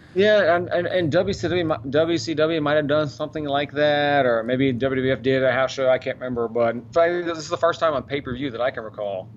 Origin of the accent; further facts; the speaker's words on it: Dallas, Texas, United States; Grew up in Dallas